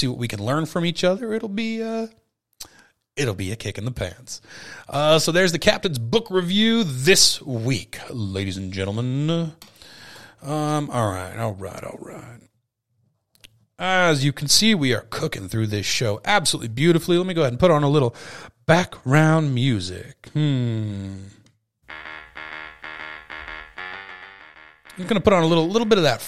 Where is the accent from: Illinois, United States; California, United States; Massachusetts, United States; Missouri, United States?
California, United States; Sonoma; my hometown of Sonoma